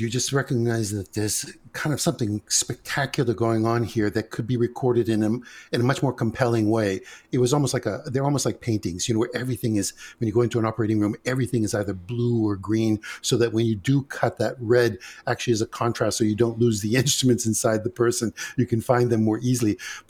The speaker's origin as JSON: {"language": "English", "country": "Greece", "lives_now": "United States", "said": "We came from Greece. My mother's from the base of Mount Olympus. My father is from the northern Macedonian mountains. And basically what happened is we came via Ellis Island to the United States."}